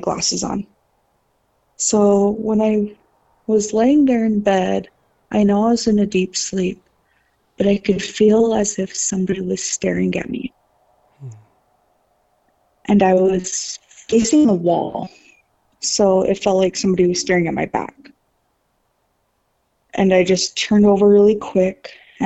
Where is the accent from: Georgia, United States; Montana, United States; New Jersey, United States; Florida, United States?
Montana, United States; Browning; I grew up on the Blackfeet Reservation in Browning, Montana.